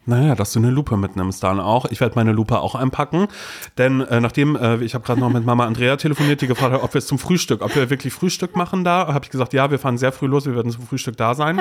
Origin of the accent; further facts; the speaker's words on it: Brudersdorf, Mecklenburg-Vorpommern, Germany; now in Berlin, Germany; Andere Leute werden sagen 230 Seelendorf in Mecklenburg-Vorpommern, wo ich groß geworden bin